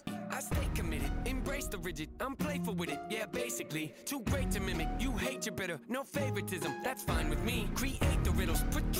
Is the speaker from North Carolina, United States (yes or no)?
yes; North Carolina, United States; We're both from North Carolina.